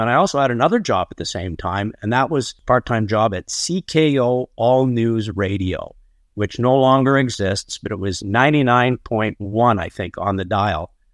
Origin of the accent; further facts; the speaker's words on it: Barrie, Ontario, Canada; I was born on a farm outside of Barrie, Ontario.